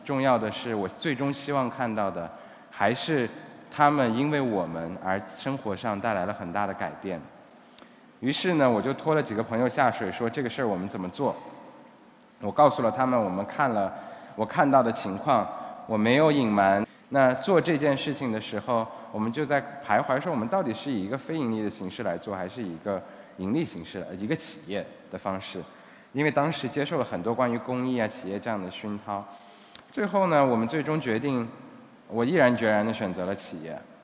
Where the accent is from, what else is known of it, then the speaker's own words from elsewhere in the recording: Xinjiang, China; moved away as an adult; now in Cambodia; 我的家乡是新疆，但是现在已经基本上成了半个柬埔寨人了